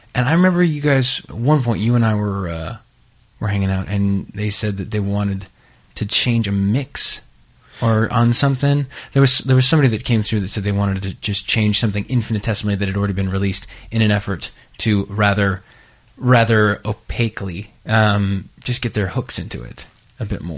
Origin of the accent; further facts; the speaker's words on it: California, United States; I grew up in California